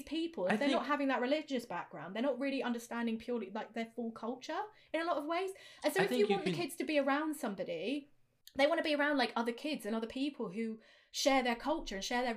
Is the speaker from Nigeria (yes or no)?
no; United Kingdom; I am British, and we do not have the same level of like religious zealotry in this country as they do in America